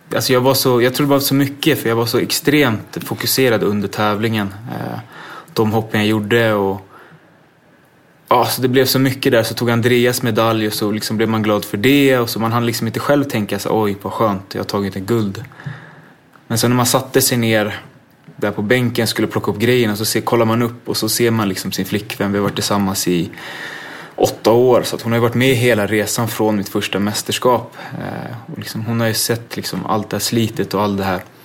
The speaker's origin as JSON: {"language": "Swedish", "town": "Botkyrka", "region": "Stockholm County", "country": "Sweden", "tie": "born or raised there", "said": "jag växte upp ute i, i Fittja"}